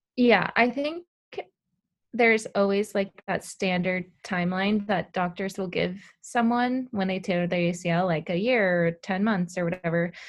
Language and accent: English; Southern California, United States; I'm from Southern California.